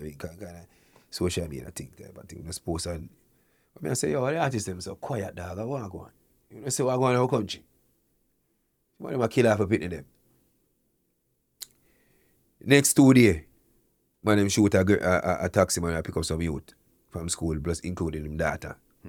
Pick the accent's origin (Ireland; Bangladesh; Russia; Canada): Canada; also born or lived in Jamaica; As a Jamaican, born in Jamaica, grew up here in Canada